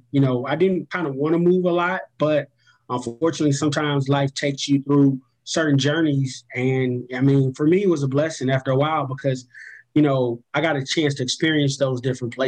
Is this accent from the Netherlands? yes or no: no; Belize; moved away; I was born in Belize, Central America